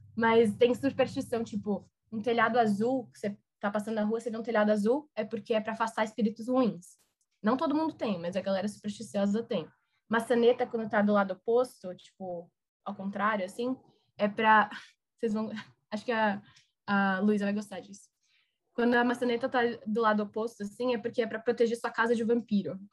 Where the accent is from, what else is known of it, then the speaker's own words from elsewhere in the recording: Brazil; moved away as an adult; also born or lived in New Orleans, Louisiana; eu sou do Brasil